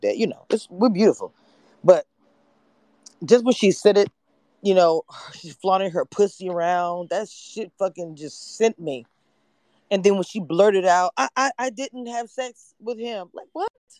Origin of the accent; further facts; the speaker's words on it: Louisiana, United States; I'm from Louisiana